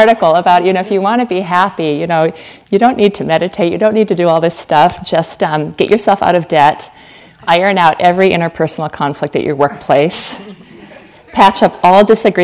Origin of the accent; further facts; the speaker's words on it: Fargo, North Dakota, United States; moved away as an adult; also born or lived in Southwest United States; I grew up in Fargo, North Dakota, Fargo like the movie